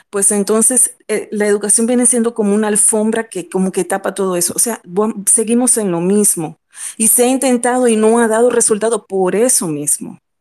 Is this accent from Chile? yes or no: no; Dominican Republic; como ciudadana, como dominicana